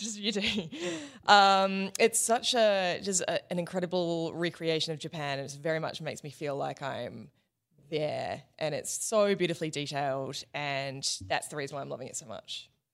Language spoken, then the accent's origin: English; New Zealand; moved away; also born or lived in Australia; as a Kiwi